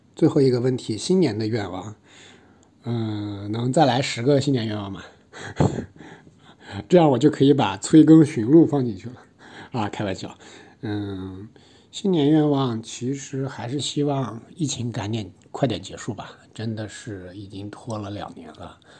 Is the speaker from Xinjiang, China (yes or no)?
no; Taiyuan, Shanxi, China; moved away as an adult; now in Shanghai, China; 一个出生于龙城太原，十九岁以后因为学业所迫流落到上海的一个普通程序员